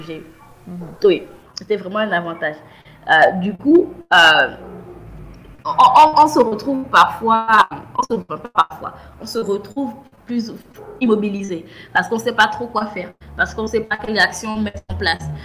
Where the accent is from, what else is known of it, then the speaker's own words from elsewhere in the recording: Gabon; also born or lived in France / Cameroon; je suis euh, camerounaise, je suis née au Gabon grandi au Gabon